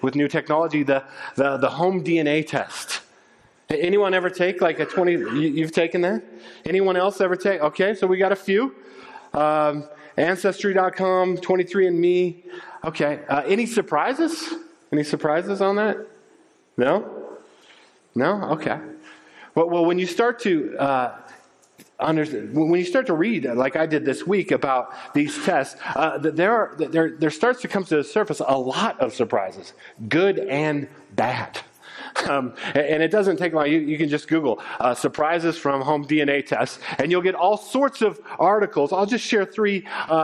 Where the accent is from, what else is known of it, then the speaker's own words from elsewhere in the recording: Littleton, Colorado, United States; moved away as an adult; also born or lived in Japan / Czech Republic; I grew up in Littleton. I went to Arapahoe High School.